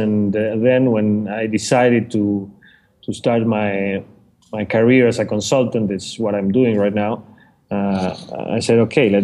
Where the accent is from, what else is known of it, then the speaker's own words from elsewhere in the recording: Argentina; moved away as an adult; now in Panama; Originally coming from Argentina, but I've been living here for the past 6 years.